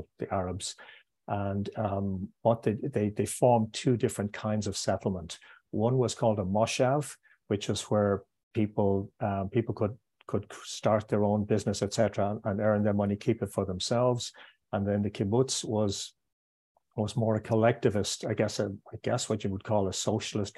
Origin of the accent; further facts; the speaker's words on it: Ireland; moved away as an adult; also born or lived in Israel / London / Hamburg; I was born here. I'm back living here, but I was away for 8 years, and I will live in other countries in the future. But I grew up in what I would describe as a very monoculture, monochrome country